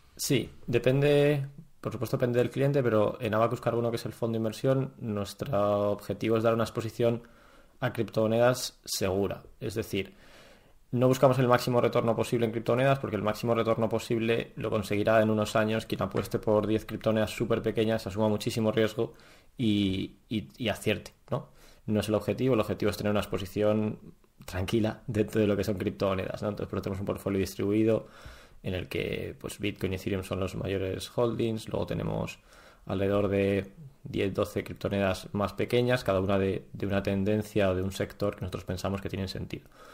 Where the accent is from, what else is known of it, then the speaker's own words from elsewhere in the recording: Spain; Nunca hemos vivido en un periodo de infracción enorme ni nada similar en, España